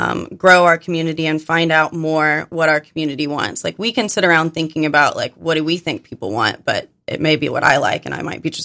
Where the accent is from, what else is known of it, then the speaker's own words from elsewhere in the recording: Arkansas, United States; moved away; It's because I'm from Arkansas.